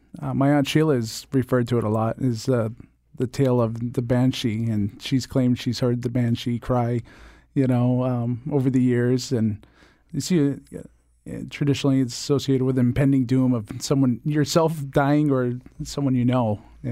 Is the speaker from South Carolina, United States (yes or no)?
no; Connecticut, United States; also born or lived in Rochester; Well, technically, I was born in Rochester, New York, but I spent most of my life in Connecticut. And I currently live in New London, Connecticut